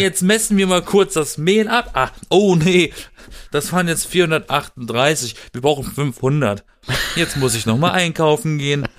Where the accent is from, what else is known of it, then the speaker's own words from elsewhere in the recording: Baden-Württemberg, Germany; aus der Gegend, aus der ich komme, aus Süden, aus dem Südwesten Deutschlands mhm. aus Baden-Württemberg.